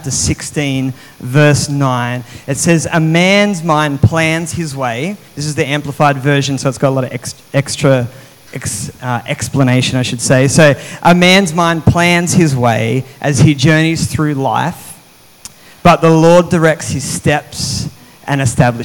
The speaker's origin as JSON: {"language": "English", "country": "Australia", "also_born_or_lived": "New South Wales", "moved": "as an adult", "lives_now": "Mandurah, Australia", "said": "I was from over east"}